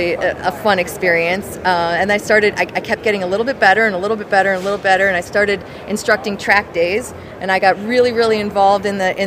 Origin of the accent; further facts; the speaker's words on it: Detroit, Michigan, United States; I grew up in Detroit.